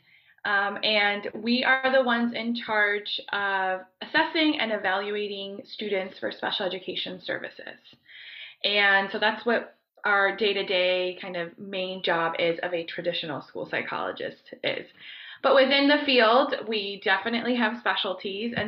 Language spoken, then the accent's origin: English; Broward County, Southeast Florida, United States; moved away as an adult; also born or lived in Colombia; now in Ohio, United States; I grew up in Southeast Florida. I grew up in Broward County